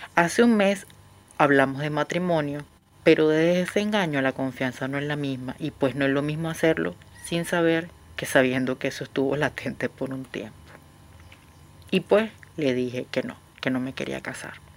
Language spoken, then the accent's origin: Spanish; Venezuela; moved away as an adult; now in Buenos Aires, Argentina; Soy una venezolana viviendo en Buenos Aires hace apenas tres meses